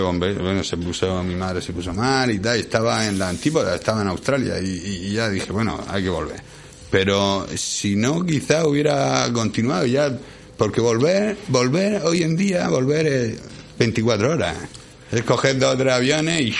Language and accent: Spanish; Spain; Yo soy español